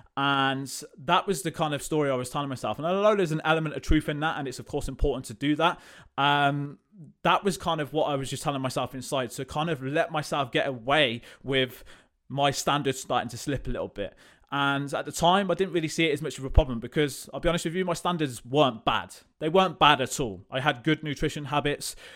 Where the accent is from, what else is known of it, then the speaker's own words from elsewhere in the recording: Coventry, West Midlands, United Kingdom; I am from Coventry, lived here all my life